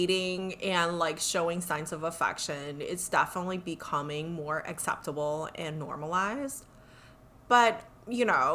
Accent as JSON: {"language": "English", "country": "United States", "said": "we're both American"}